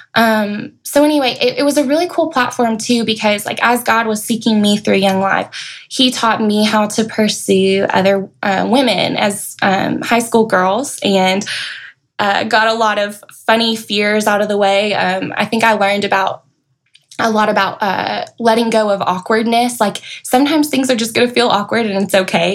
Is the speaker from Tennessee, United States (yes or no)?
yes; Knoxville, Tennessee, United States; moved away as an adult; also born or lived in Murfreesboro, Tennessee; now in Middle Tennessee, United States; I moved out here from Knoxville. That's where I grew up